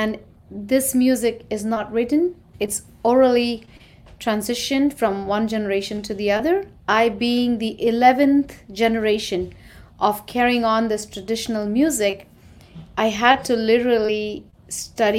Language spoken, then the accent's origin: English; Mumbai, Maharashtra, India; moved away as an adult; now in New York, United States; I'm an Indian. I grew up in India and was raised there in Mumbai, a city.